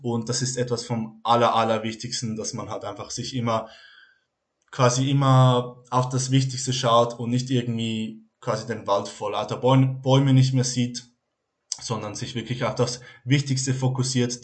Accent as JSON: {"language": "German", "country": "Switzerland", "said": "Ich komme aus der Schweiz"}